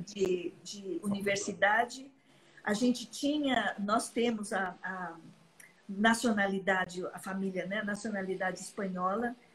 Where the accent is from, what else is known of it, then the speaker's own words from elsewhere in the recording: São Paulo, Brazil; Sou de São Paulo, nasci em São Paulo